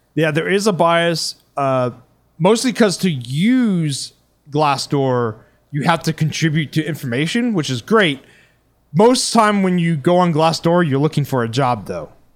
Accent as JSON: {"language": "English", "region": "Texas", "country": "United States", "said": "as a Texan"}